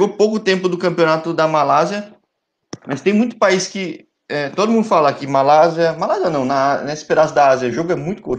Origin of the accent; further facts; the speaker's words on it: São Paulo, Brazil; eu sou de São Paulo